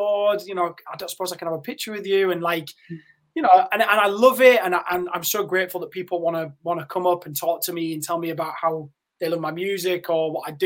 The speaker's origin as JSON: {"language": "English", "region": "Yorkshire and the Humber", "country": "United Kingdom", "tie": "born or raised there", "said": "I had a relatively normal life and was, you know, living in Yorkshire."}